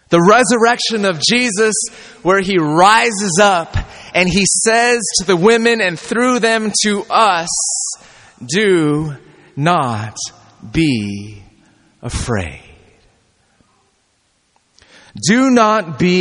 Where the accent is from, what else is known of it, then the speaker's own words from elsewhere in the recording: California, United States; I'm from California